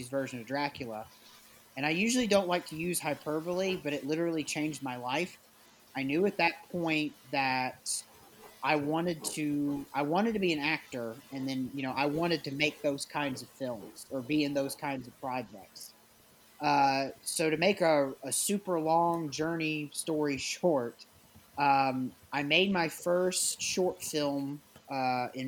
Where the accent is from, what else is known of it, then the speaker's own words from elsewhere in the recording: Nashville, Tennessee, United States; I am one of the last true blue Nashvillians